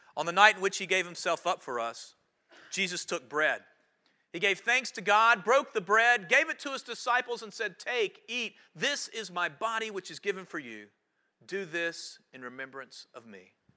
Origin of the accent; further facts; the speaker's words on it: High Point, North Carolina, United States; my hometown